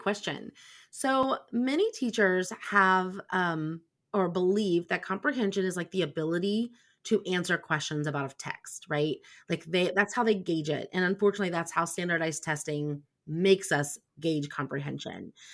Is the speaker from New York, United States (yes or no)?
no; Indiana, United States; I'm from Indiana.